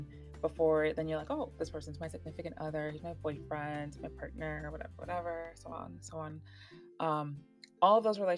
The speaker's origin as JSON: {"language": "English", "town": "Miami", "region": "Florida", "country": "United States", "tie": "born or raised there", "said": "I was born and raised in South Florida."}